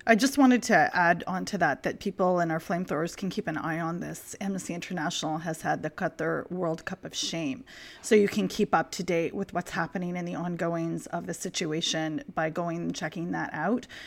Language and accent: English; Canada; I'm Canadian